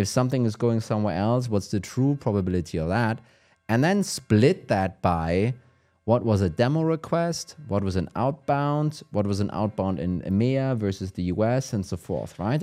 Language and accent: English; Germany; accent: German; English is a second language; my German accent